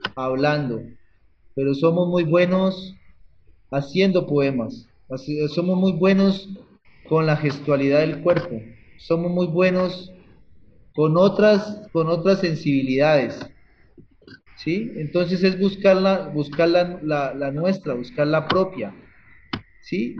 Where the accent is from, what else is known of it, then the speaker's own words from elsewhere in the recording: Cauca, Colombia; soy artista del Cauca